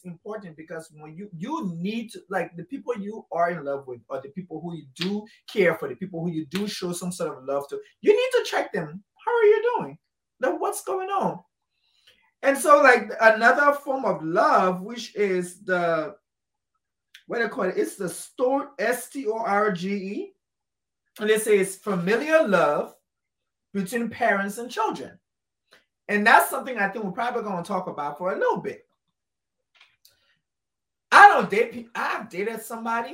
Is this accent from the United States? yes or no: no; Liberia; I'm Liberian, West African